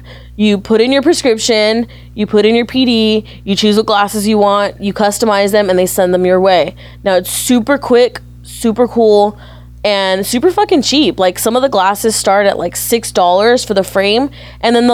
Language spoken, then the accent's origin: English; Inland Empire, California, United States; growing up in the Inland Empire